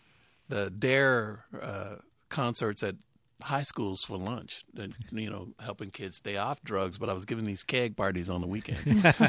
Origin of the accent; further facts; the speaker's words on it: Fort Worth, Texas, United States; Grew up in Fort Worth, Texas.